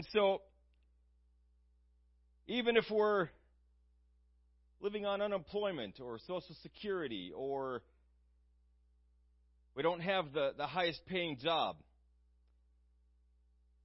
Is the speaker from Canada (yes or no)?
no; United States; us growing up in the United States, we're a very blessed people here in the United States.